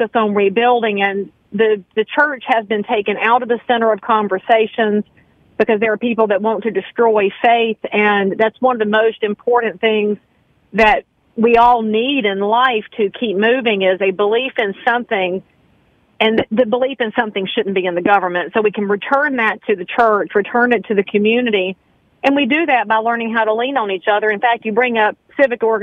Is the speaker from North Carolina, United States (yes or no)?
yes; Concord, North Carolina, United States; I am born and raised in Cabarrus County. If anybody knows where Concord Mills Mall is, that's where my family farm used to be